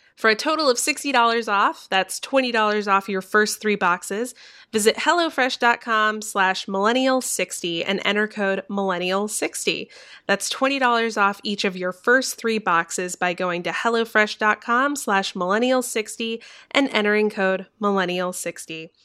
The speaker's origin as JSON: {"language": "English", "town": "Orlando", "region": "Florida", "country": "United States", "tie": "born or raised there", "said": "I was born in Orlando, Florida"}